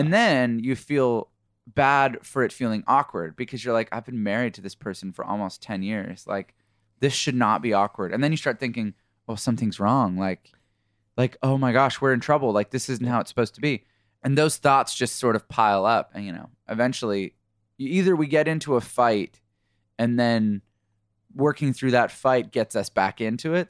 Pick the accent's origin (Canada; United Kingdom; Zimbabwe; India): Canada; moved away as an adult; now in United States; We're from Canada originally, and been in the U S for about thirteen years or something like